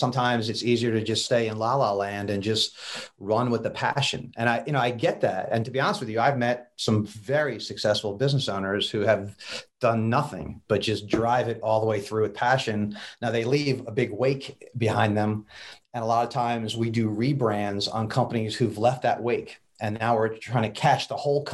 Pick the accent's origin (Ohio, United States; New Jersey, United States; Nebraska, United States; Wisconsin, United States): New Jersey, United States; now in Raleigh, United States; my Jersey upbringing